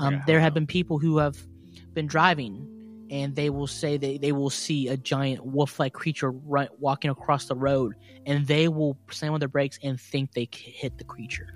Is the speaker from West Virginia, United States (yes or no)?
yes; West Virginia, United States; accent: West Virginia; I'm from West Virginia, and I'd be talking right now it's just the normal West Virginia accent